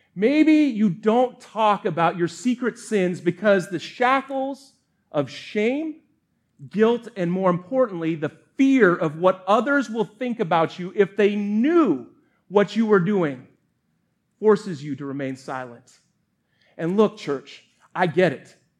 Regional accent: Colorado, United States; moved away; also born or lived in Montana; grew up in Colorado

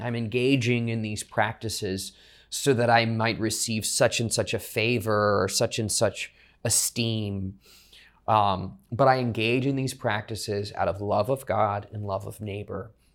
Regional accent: South Louisiana, United States; born and raised in South Louisiana, so I know Mardi Gras, uh, very well.

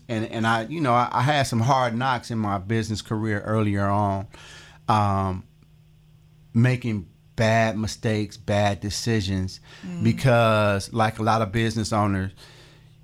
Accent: East Cleveland, Ohio, United States; I grew up in East Cleveland. I'm a product of East Cleveland schools

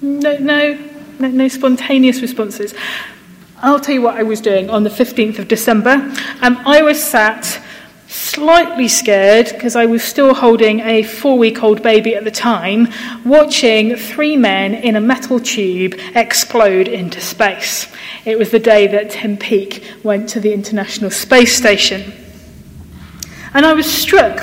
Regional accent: United Kingdom; we're British

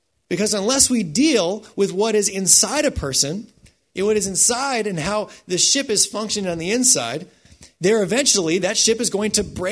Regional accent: United States; I was raised in the United States, so I think like an American

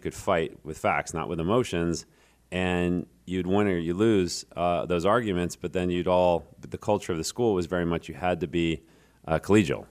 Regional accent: Reading, Pennsylvania, United States; I grew up in Reading

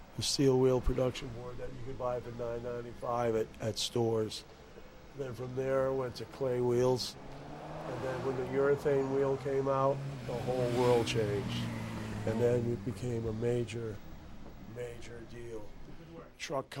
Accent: Newport, Rhode Island, United States; I grew up in Newport, Rhode Island

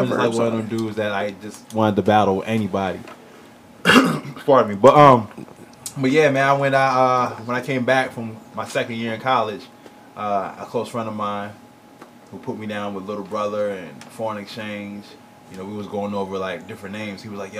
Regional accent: California, United States; also born or lived in Baltimore / Fort Riley; As soon as I was born here, my pops took me and my brother straight out of here. We was in Fort Riley, Kansas, and then I spent majority of my time in Southern California.

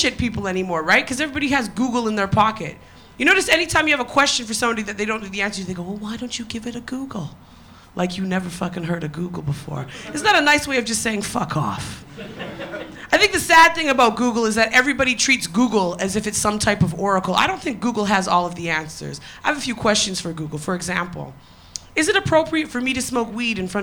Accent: Toronto, Ontario, Canada; moved away as an adult; also born or lived in Tottenham, London; now in London, United Kingdom; I am a Canadian. I moved from Toronto to Tottenham.

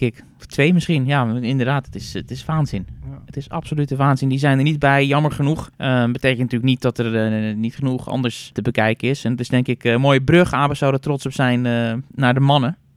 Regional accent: Netherlands; wij weten natuurlijk als Nederlanders

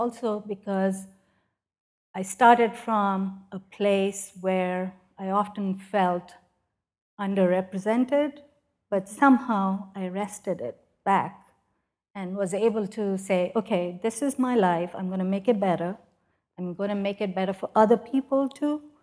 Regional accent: Pakistan; moved away as an adult; now in United States; as a woman growing up in Pakistan

